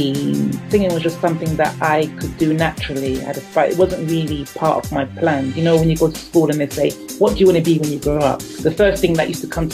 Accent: United Kingdom; also born or lived in London; I'm a British reggae singer, and I'm also based in London, England.

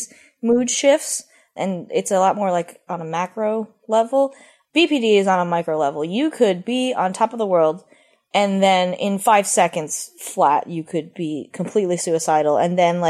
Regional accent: Philadelphia, Pennsylvania, United States; moved away as an adult; also born or lived in Columbus, Ohio; I'm from Philadelphia

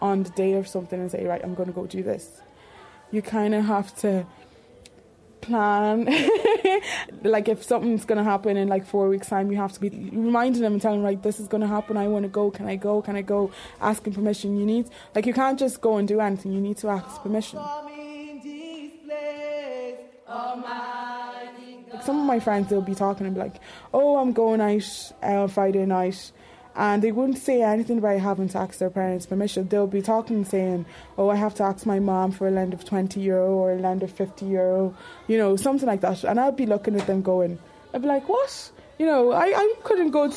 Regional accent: Ireland; also born or lived in Nigeria; Been in Ireland since 2002. I feel like I practically grew up here.

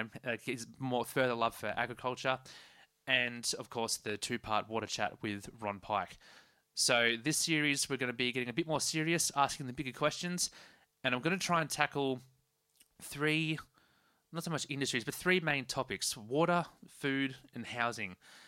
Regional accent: Sydney, New South Wales, Australia; growing up in Metro Sydney.

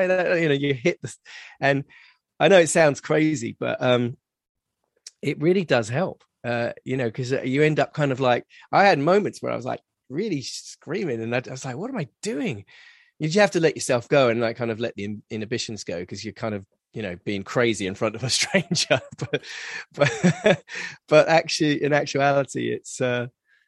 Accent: England, United Kingdom; now in Los Angeles, United States; especially as English as well, we are very much kind of like stiff upper lip

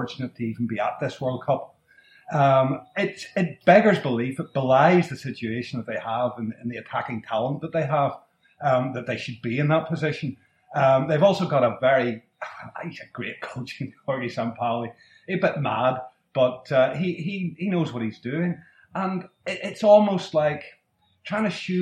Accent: Northern Ireland, United Kingdom; I'm from Northern Ireland

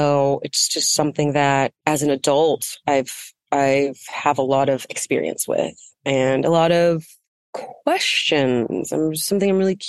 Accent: United States; I grew up on the Navajo reservation

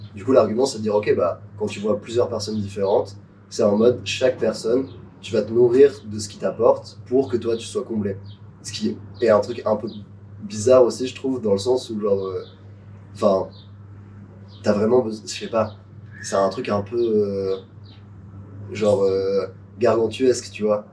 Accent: Nice, Provence-Alpes-Côte d'Azur, France; on était au lycée ensemble, on a grandi à Nice

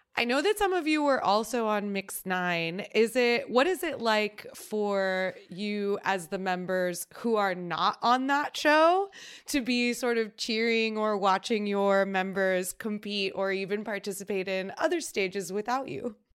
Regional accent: Texas, United States; we're both from Texas

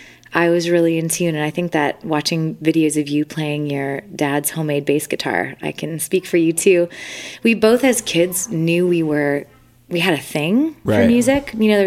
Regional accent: Winnipeg, Manitoba, Canada; moved away as an adult; now in Nashville, United States; a Canadian touring musician from Winnipeg, Manitoba

